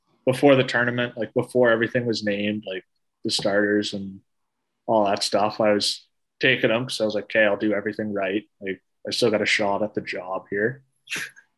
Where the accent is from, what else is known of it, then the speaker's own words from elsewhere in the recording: Canada; as a Canadian kid, you grow up religiously watching the World Juniors every year at Christmas